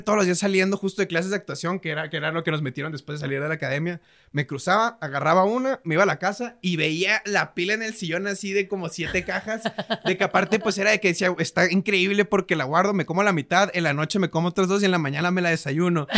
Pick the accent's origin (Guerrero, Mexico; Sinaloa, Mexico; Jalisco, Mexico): Sinaloa, Mexico; Mazatlán; soy de Mazatlán, Sinaloa